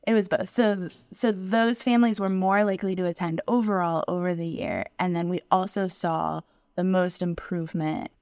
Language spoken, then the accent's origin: English; Tampa, Florida, United States; moved away as an adult; also born or lived in Washington, D.C. / Pittsburgh; I was born and raised in Tampa, Florida, and the United States